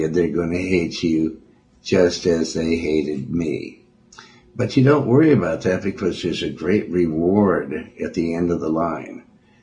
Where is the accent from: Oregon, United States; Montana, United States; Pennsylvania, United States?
Montana, United States; also born or lived in Joplin, Missouri / Cleveland / Houston; now in California, United States; I was raised around Montana, in Montana. Lived in Windham, Lewistown, Helena, Billings, Montana